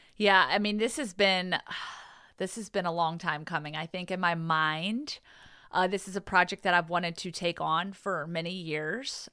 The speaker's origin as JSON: {"language": "English", "town": "Pearisburg", "region": "Virginia", "country": "United States", "tie": "born or raised there", "moved": "yes", "said": "she works in the recovery community at Radford University, which is close to my hometown."}